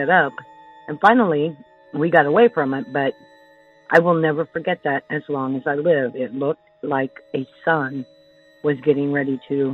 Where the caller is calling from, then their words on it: Indiana, United States; I'm calling you from Indiana